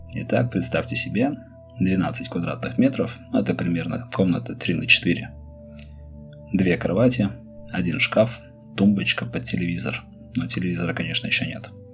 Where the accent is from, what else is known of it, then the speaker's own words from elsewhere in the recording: Saint Petersburg, Russia; Мой родной город – Ленинград, а страна – СССР